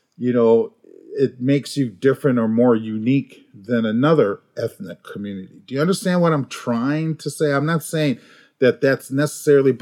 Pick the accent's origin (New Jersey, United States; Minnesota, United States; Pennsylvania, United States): Minnesota, United States; Minneapolis; I grew up in the projects in North Minneapolis